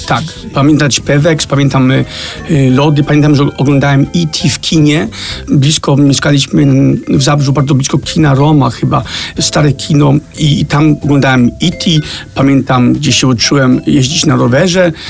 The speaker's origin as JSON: {"language": "Polish", "town": "Copenhagen", "region": "Capital Region of Denmark", "country": "Denmark", "tie": "born or raised there", "moved": "as an adult", "lives_now": "Poland", "said": "rodzice wyemigrowali do kraju, który nie leży aż tak daleko"}